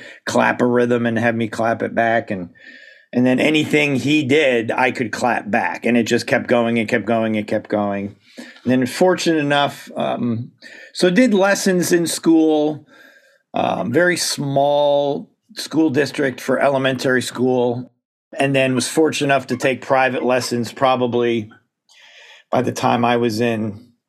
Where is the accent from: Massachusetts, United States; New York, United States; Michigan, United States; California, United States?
New York, United States; Southern Tier, upstate; moved away as an adult; also born or lived in Ithaca, New York; now in Bloomsburg, United States; High school, grade school was all in the Finger Lakes area of upstate New York and the southern. The southern tier, I guess, is a little bit more specific. Binghamton, Elmira, Corning, that general area.